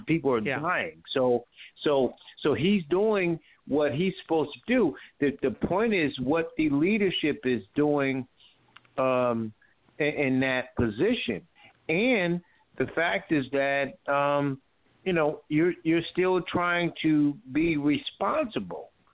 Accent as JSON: {"language": "English", "region": "Connecticut", "country": "United States", "moved": "yes", "lives_now": "North Carolina, United States", "said": "I'm from Connecticut, as you know, but I'm living in North Carolina"}